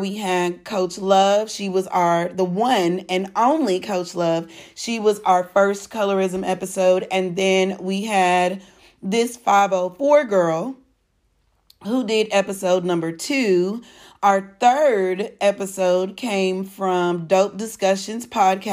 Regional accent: Texas, United States; I'm a Texan.

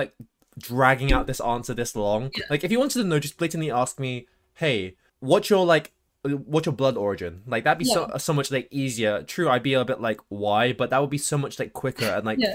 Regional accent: London, United Kingdom; I'm from London. Where are you really from? Oh yeah, East London.

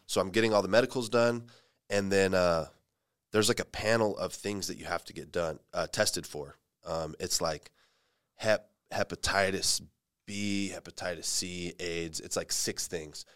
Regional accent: Fresno, California, United States; moved away as an adult; now in San Jose, United States; I grew up in Fresno and, um, I started my M M A and jiu-jitsu experience there

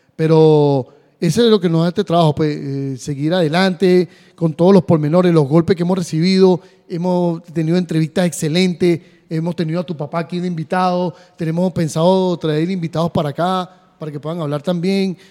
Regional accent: Venezuela; mi país

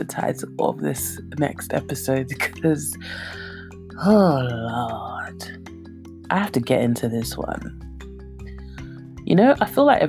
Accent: London, United Kingdom; accent: Cockney; my Cockney accent

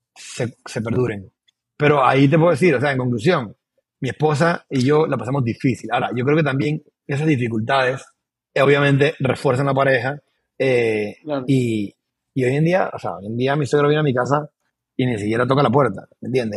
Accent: Panama; also born or lived in Boquete / Panama City; Yo soy panameño 100%

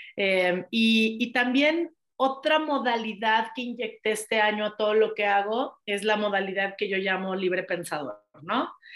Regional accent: Mexico; also born or lived in United States; adoro mi país

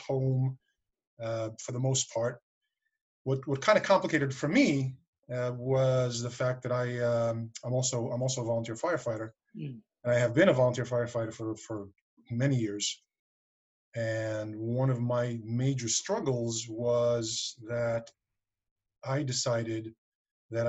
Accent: New York City, New York, United States; also born or lived in Westchester County, New York; I was raised in Queens, so I actually lived in the city proper, but then I moved out here about 5 years ago

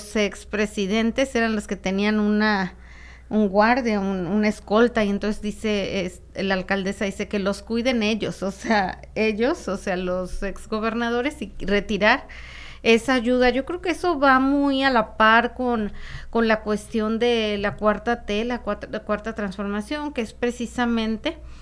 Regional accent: Tijuana, Baja California, Mexico; la gente que nacimos en Tijuana y, y, que crecimos yendo a las tiendas en Estados Unidos

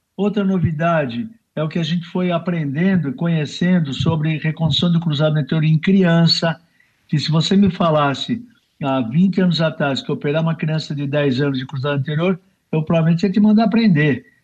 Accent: Brazil; nós somos brasileiros

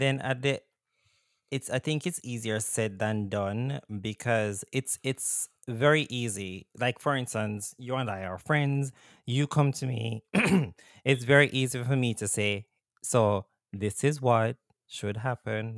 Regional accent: Jamaica; moved away; growing up in Jamaica

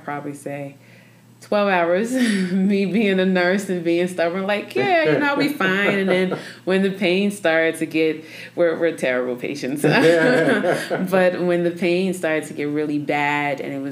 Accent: New York, United States; now in Denver, United States; I'm from New York. So okay. Coming here to Denver, Colorado

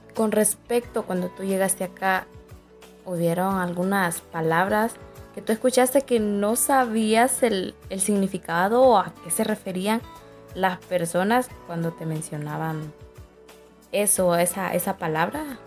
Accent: Jesús de Otoro, Intibucá, Honduras; moved away as an adult; now in La Esperanza, Honduras; Soy eh, originaria de Jesús de Otoro

